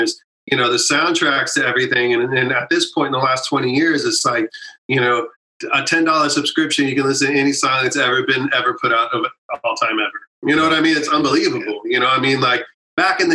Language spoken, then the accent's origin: English; San Antonio, Texas, United States; growing up in San Antonio